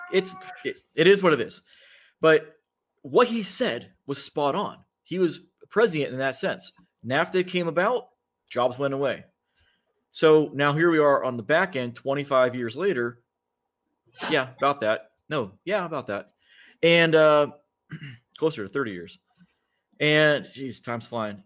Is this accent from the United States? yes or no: yes; Rust Belt, Midwest, United States; I grew up in the Midwest, in the Rust Belt